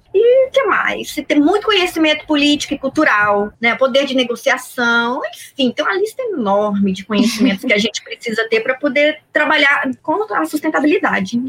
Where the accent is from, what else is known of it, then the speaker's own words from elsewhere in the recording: Brasília, Federal District, Brazil; moved away as an adult; now in Rio de Janeiro, Brazil; É a cidade onde eu nasci, onde eu criei laços muito fortes onde eu tenho meus amigos que são meus amigos até hoje, onde eu cresci